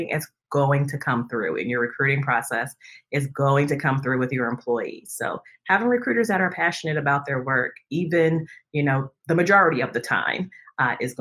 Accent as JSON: {"language": "English", "region": "New Jersey", "country": "United States", "moved": "yes", "lives_now": "Northern Virginia, United States", "said": "I hail from New Jersey, but I now live in Northern Virginia outside of Washington, D.C."}